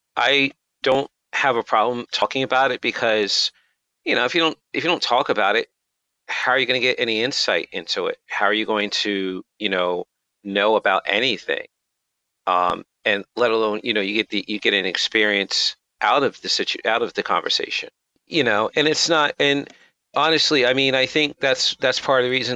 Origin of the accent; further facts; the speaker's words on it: United States; I'm American, I'm black